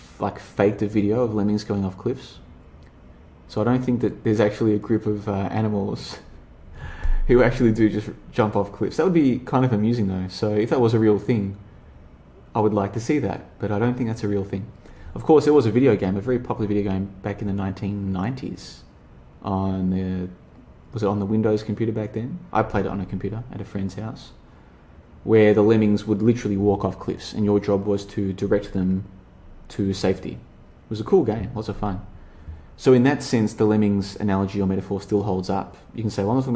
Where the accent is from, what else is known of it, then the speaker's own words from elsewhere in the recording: Australia; I grew up in Australia